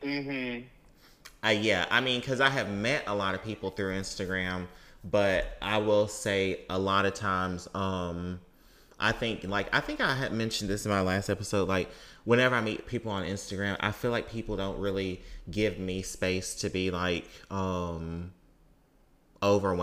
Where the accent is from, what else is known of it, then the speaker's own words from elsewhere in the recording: Mississippi, United States; when I was growing up in Mississippi